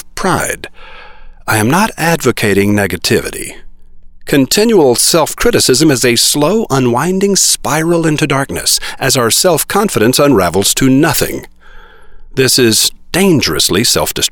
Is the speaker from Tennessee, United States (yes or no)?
no; Oklahoma, United States; also born or lived in Texas; I was born in Texas and raised with rough boys in Oklahoma